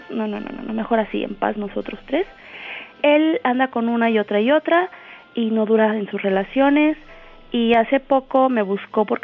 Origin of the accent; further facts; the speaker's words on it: Guerrero, Mexico; Eh, del estado de Guerrero.